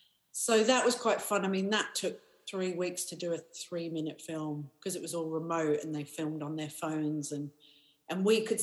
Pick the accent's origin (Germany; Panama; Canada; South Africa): South Africa; born there; also born or lived in Paris / Australia / America; I grew up all over the world, so my dad was a mining engineer, so we moved around a lot. I was born in South Africa, we lived in Paris and Australia and America.